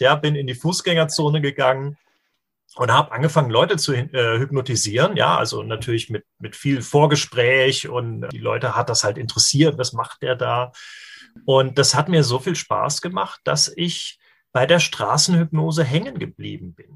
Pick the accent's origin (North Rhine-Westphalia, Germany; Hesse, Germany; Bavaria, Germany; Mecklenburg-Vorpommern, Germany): Hesse, Germany; Darmstadt; hier, äh, wo ich herkomme, in Darmstadt